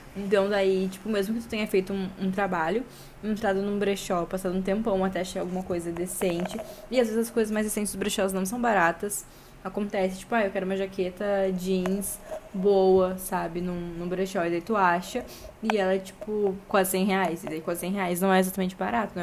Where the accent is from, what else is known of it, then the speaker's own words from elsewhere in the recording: Porto Alegre, Rio Grande do Sul, Brazil; accent: gaúcho; ele fica muito chocado com o nosso sotaque